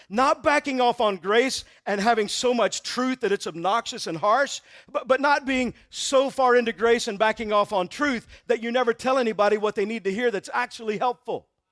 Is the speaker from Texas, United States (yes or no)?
yes; Texas, United States; I'm from Texas